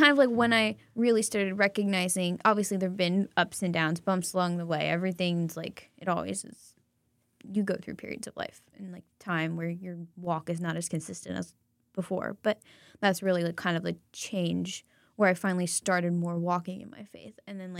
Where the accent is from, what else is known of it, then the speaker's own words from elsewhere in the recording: the South, United States; I'm from the South. Everybody has a prayer club.